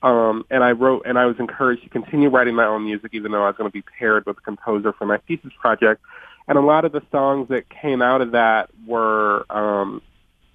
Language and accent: English; Detroit, Michigan, United States; moved away as an adult; now in New York, United States; I'm Detroit, born and raised. I was born in Grace Hospital, raised on the West Side